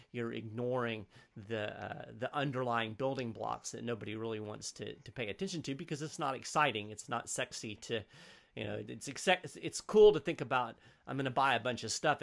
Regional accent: United States; as an American

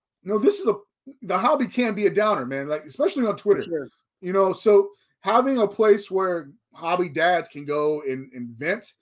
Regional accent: Texas, United States; I grew up in Texas

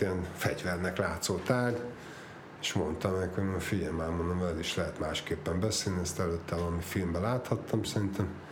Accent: Budapest, Hungary; Budán születtünk, a Fönto János hegyen.

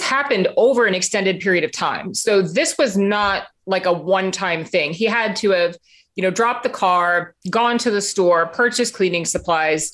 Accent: Florida, United States; I'm from Florida

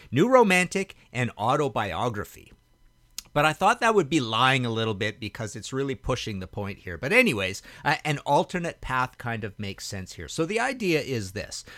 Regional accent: Trail, British Columbia, Canada; moved away as an adult; also born or lived in Hamilton / Vancouver; where I grew up in Trail, B C

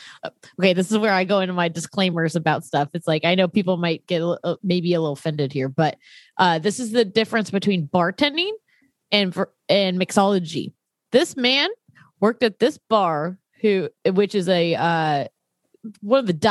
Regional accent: Santa Cruz, California, United States; We're from Santa Cruz

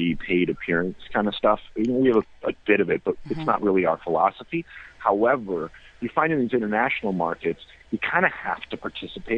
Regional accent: Minnesota, United States; I'm from Minnesota

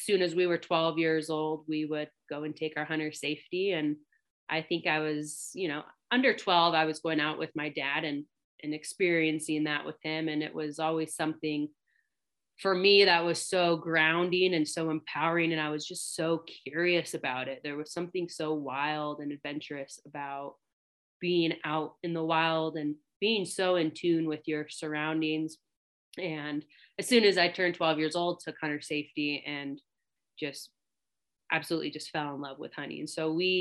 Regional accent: Longview, Washington, United States; born or raised there

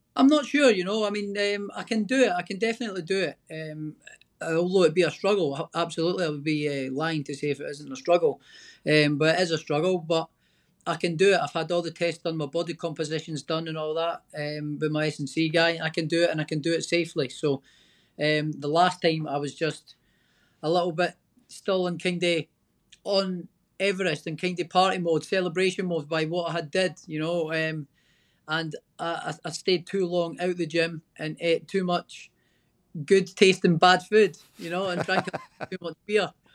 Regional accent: Scotland, United Kingdom; I'm Scottish

